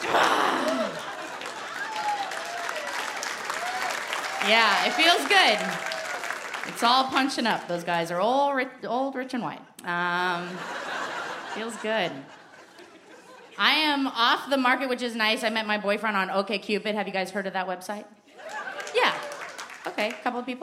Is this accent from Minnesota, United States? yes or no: no; Portland, Oregon, United States; I'm from Portland, Oregon